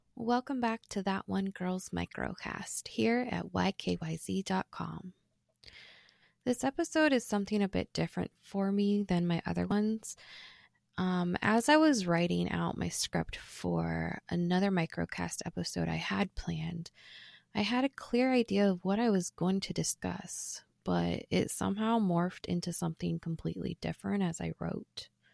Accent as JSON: {"language": "English", "region": "Ohio", "country": "United States", "tie": "born or raised there", "said": "Growing up in Ohio can be great, but depending on who you are and what part you come from, it can be very, very boring"}